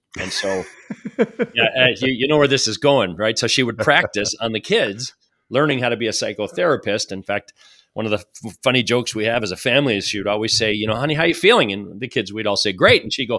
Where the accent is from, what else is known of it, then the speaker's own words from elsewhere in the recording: Madison, Wisconsin, United States; So I feel like I've got some roots back growing up outside of Madison, Wisconsin, and as a result, kind of see that as my home.